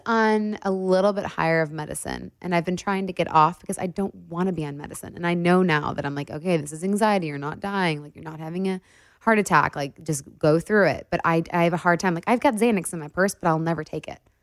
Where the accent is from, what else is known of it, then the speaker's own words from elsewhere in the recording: Detroit, Michigan, United States; we're both from Detroit